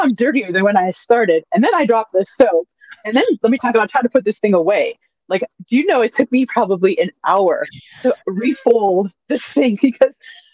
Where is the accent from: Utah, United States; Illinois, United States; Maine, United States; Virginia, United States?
Illinois, United States; Chicago; moved away; also born or lived in California; Born in Chicago, lived in California the last 10 years. Now home is wherever I am.